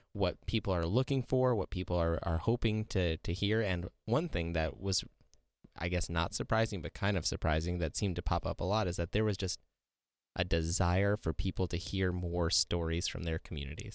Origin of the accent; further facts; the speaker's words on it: Freeman, South Dakota, United States; I grew up in Freeman, South Dakota